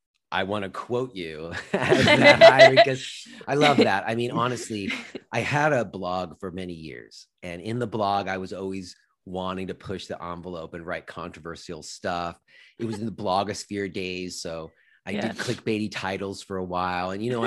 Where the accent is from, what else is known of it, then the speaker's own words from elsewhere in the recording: New York City, New York, United States; You know, I grew up in New York City in the 90s.